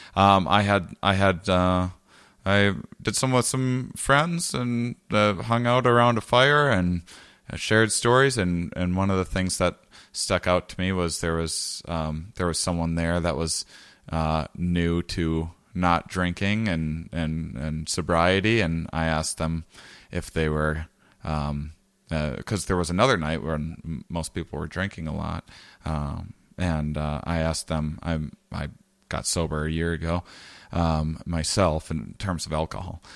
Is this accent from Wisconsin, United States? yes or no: yes; Wisconsin, United States; I'm from Wisconsin